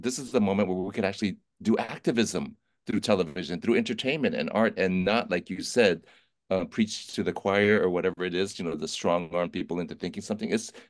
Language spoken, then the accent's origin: English; Oakland, California, United States; I was born in Oakland, California, where Brandon Lee was born and where Bruce Lee had his first studio. Right down the street, it's like MacArthur Broadway area. I was born in a hospital near there